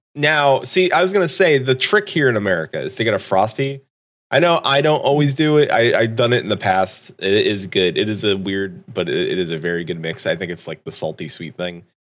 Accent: United States; as an American

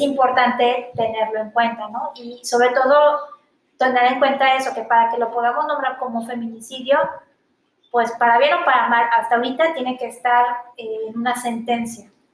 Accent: Mexico; yo soy una mujer, soy mexicana, soy joven

